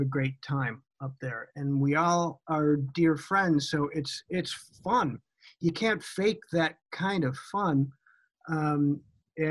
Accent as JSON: {"language": "English", "town": "Chicago", "region": "Illinois", "country": "United States", "tie": "born or raised there", "said": "growing up in Chicago"}